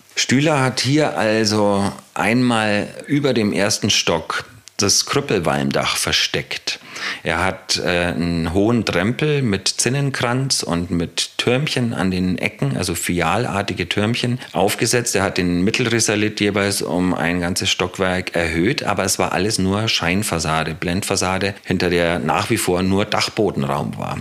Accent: Bayreuth, Bavaria, Germany; moved away as an adult; also born or lived in Berlin; now in Broock, Germany; Also ursprünglich bin ich aus Bayreuth in Franken, habe die letzten Jahre, aber bevor ich nach Bruck kam, in Berlin gelebt

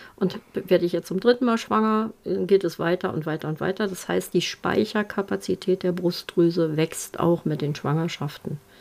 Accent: Germany; bei uns in Deutschland

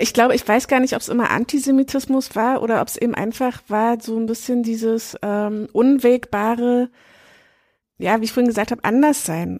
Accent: Berlin, Germany; ich komme aus der aus Ostberlin, also bei uns war Besuch in KZs schon in der Schulzeit oder ehemaligen Konzentrationslagern schon in der Schulzeit quasi Pflicht

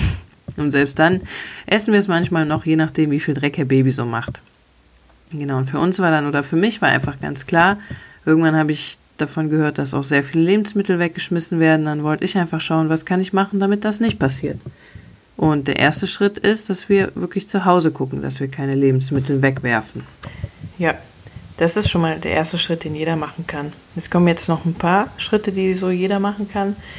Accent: Cologne, North Rhine-Westphalia, Germany; als Kölner

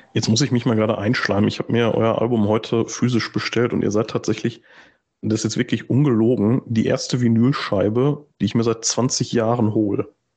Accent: Gladbeck, North Rhine-Westphalia, Germany; moved away; also born or lived in Gelsenkirchen; ich komme halt ursprünglich aus Gladbeck

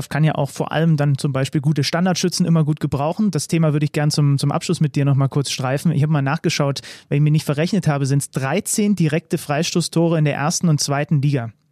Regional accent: near Zwickau, Saxony, Germany; Ich komme ja aus der Nähe

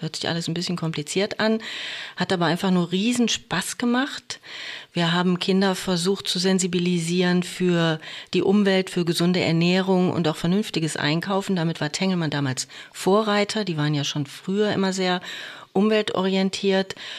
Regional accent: Oberhausen, North Rhine-Westphalia, Germany; also born or lived in Wiesbaden; now in Bochum, Germany; gebürtig bin ich aus Oberhausen, aber Bochum war ich schon immer verbunden

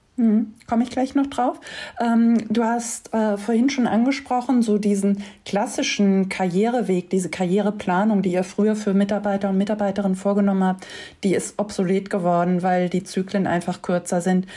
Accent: Wiesbaden, Hesse, Germany; Ich bin in Wiesbaden aufgewachsen mit dem Z D F auf der anderen Rheinseite.

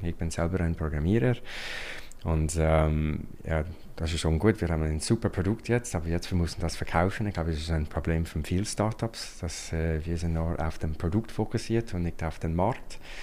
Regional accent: United States; German is a second language; moved away as an adult; now in Switzerland; ich bin ursprünglich ein Amerikaner und äh, ich bin schon seit über 20 Jahren in der Schweiz.

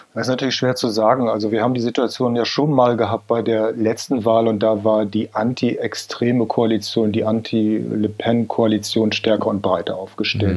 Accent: a village in Cloppenburg district, Lower Saxony, Germany; das ist ein kleines Dorf in Niedersachsen im Landkreis Kloppenburg

